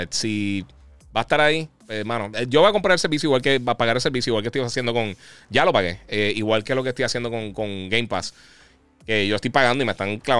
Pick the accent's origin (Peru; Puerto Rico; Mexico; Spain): Puerto Rico; now in United States; Eh, mira, soy de Puerto Rico, pero me mudé para Texas, fui a GameStop, pero no se siente igual como antes.